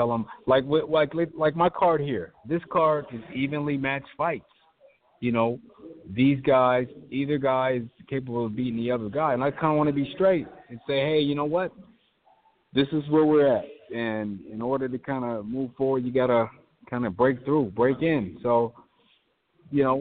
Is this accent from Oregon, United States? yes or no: yes; Portland, Oregon, United States; moved away as an adult; also born or lived in Las Vegas, Nevada; come back to my hometown